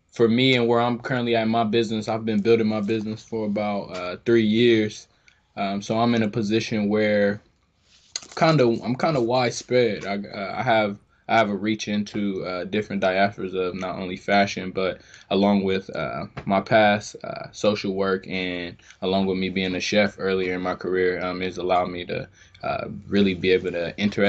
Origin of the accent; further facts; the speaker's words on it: Columbus, Ohio, United States; also born or lived in Bluefield, West Virginia; me and my family, we moved here from Bluefield, West Virginia in 2000. And from there, we lived on the south side of Columbus for a couple years